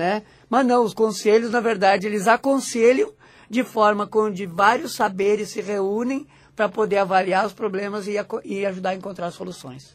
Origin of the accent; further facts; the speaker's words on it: Rio Grande do Sul, Brazil; eu sou do Rio Grande do Sul, moro no Rio Grande do Sul